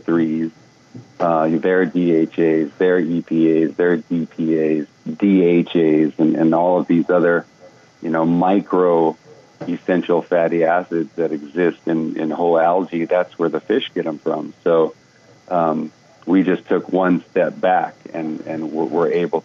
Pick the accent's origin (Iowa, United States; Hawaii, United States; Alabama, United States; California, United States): Hawaii, United States; I grew up in Hawaii